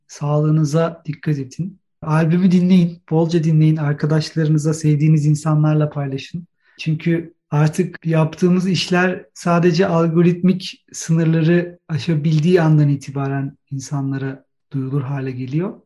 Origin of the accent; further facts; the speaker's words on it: Istanbul, Turkey; moved away as an adult; now in Germany; İstanbul'un son 20 yılda yaşadığı değişim ve doğup büyüdüğüm yerdeki kültürel olarak bütün beslendiğim bütün her şeyin son 20 yılda nasıl değiştiğini görmek